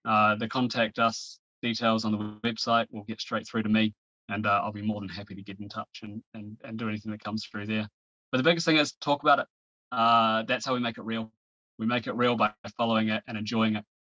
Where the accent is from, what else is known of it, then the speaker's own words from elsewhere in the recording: New Zealand; now in England; Just to be clear, I'm Kiwi.